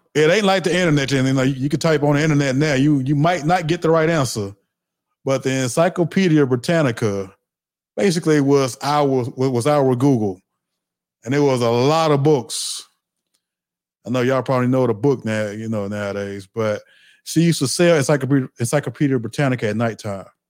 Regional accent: the South, United States; I'm from the South.

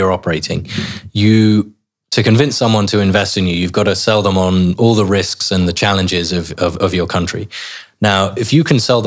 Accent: England, United Kingdom; you go abroad as English people, and we complain about how hot it is, and then we come back and we complain about how much it rains

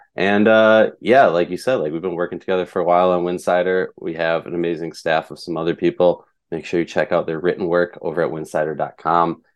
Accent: Minnesota, United States; moved away as an adult; I grew up in Minnesota, diehard Lynx fan, moved out of town

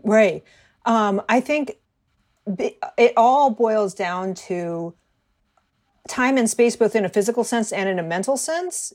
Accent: Hartford, Connecticut, United States; moved away as an adult; also born or lived in Baltimore / Chicago; now in New York, United States; I grew up outside of Hartford, Connecticut

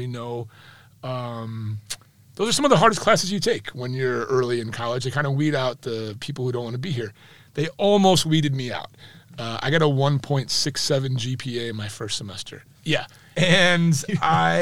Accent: Addison, Illinois, United States; I grew up in Addison, Illinois, not far from O'Hare

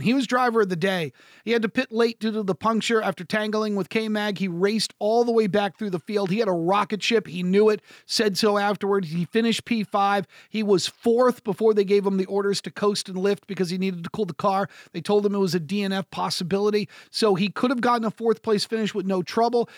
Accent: United States; I'm an American broadcaster

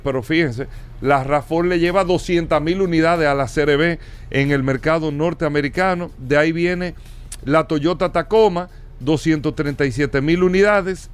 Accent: Dominican Republic; para nosotros como República Dominicana

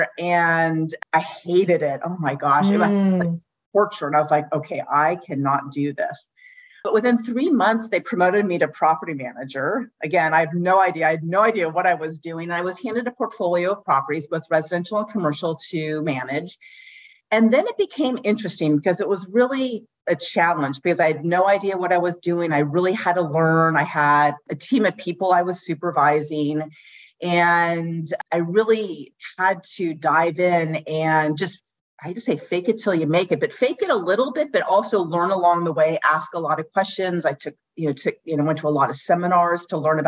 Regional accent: San Francisco Bay Area, California, United States; moved away as an adult; now in San Diego, United States; I grew up in the San Francisco Bay Area and ended up going to college in San Diego at the University of San Diego

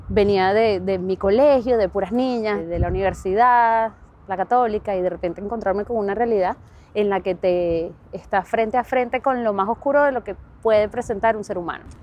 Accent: Venezuela; moved away as an adult; also born or lived in Oakland, United States; now in San Francisco, United States; Crecí en Venezuela, estuve toda mi vida en Venezuela

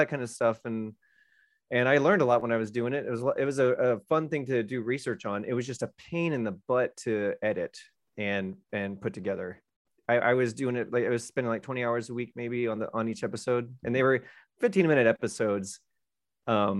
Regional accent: Orlando, Florida, United States; I'm from Orlando, outside of Orlando

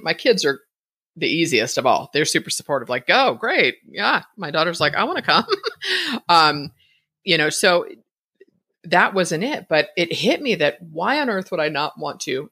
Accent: Bay Area, California, United States; moved away as an adult; now in Idaho, United States; I was born and raised in the Bay Area

